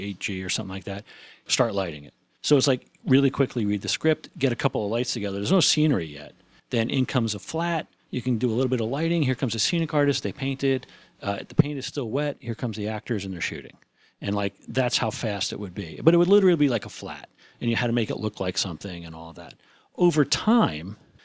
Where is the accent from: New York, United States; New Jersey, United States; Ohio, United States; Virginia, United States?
New Jersey, United States; growing up in New Jersey